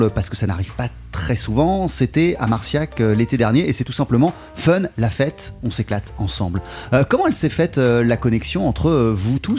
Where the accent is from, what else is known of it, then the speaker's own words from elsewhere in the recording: New York, United States; moi je viens de New York